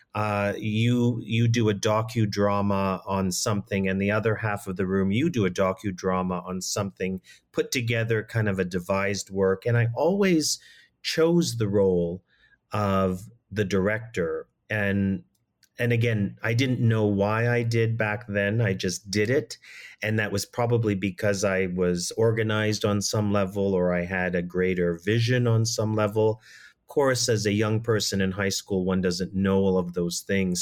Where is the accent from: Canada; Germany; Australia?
Canada; Toronto, Ontario; as a young person growing up in Toronto